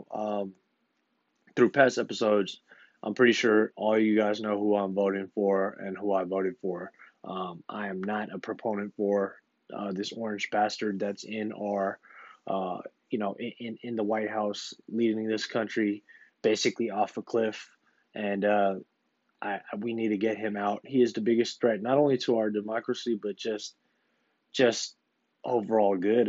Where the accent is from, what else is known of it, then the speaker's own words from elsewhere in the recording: United States; as the American people